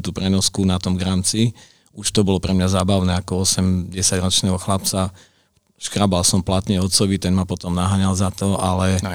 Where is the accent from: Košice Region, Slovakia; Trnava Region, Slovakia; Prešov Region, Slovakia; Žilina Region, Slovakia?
Košice Region, Slovakia; Košice; celý život vlastne sme rodiny Košičania, celá naša rodina, čiže tu som strávil detstvo a vlastne celý život posiaľ.